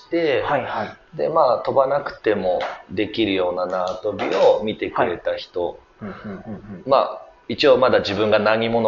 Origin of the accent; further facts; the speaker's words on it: Tokyo, Japan; 僕の生まれは東京ですねただまあルーツをたどる時とまあ結局大阪が始